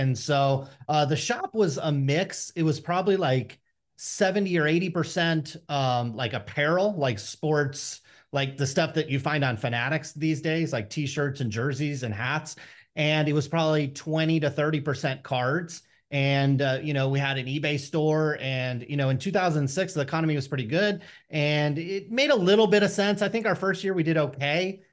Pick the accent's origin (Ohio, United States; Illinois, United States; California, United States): California, United States; Stockton; growing up in Stockton, you're just constantly uh, presented with challenges and temptations